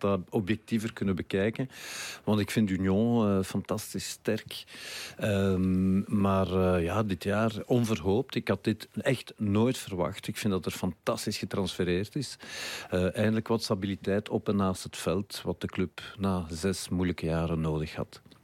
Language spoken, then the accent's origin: Dutch; Brussels, Brussels-Capital Region, Belgium; ik kwam van Brussel